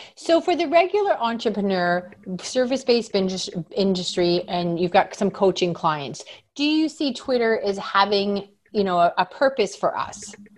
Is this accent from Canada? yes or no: yes; Canada; I'm from Canada